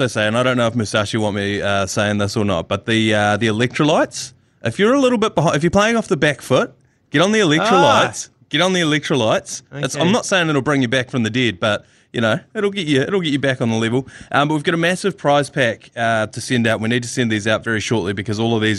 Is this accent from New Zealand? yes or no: yes; New Zealand; where are you from? And I was like, New Zealand.